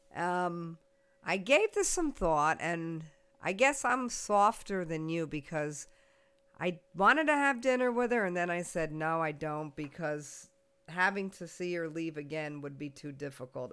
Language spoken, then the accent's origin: English; United States; I was from the United States